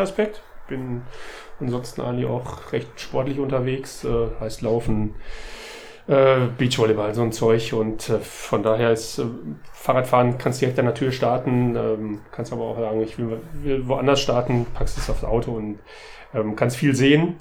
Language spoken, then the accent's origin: German; near the Halde Hoheward, North Rhine-Westphalia, Germany; ich bin äh, in der Nähe der Halde Hohewart aufgewachsen